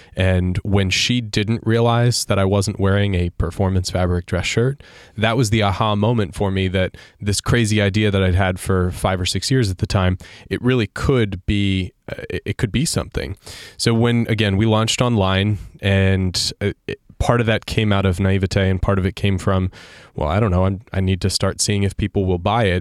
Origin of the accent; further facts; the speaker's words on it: Sarasota, Florida, United States; my hometown paper, Sarasota